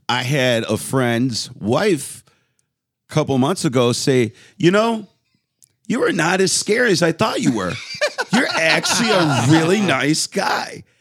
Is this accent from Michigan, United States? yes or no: yes; Westland, Michigan, United States; in my neighborhood in Westland